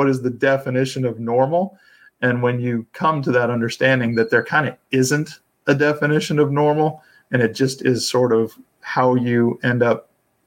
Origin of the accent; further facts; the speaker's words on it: Atlanta, Georgia, United States; also born or lived in South Carolina; I grew up in the Atlanta area